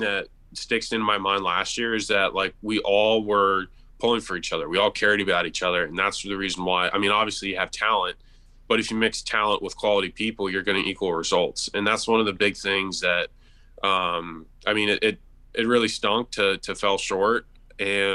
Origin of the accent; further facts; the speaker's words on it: Tampa, Florida, United States; Tampa, like, there's places that I grew up going